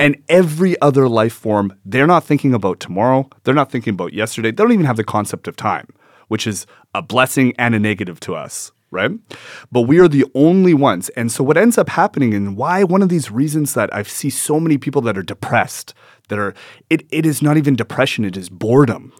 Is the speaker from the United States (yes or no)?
no; Edmonton, Alberta, Canada; I was born in Edmonton